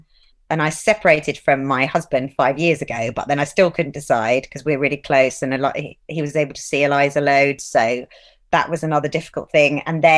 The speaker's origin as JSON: {"language": "English", "town": "Brighton", "region": "South East England", "country": "United Kingdom", "also_born_or_lived": "London", "moved": "yes", "said": "Yeah, I'm from Brighton."}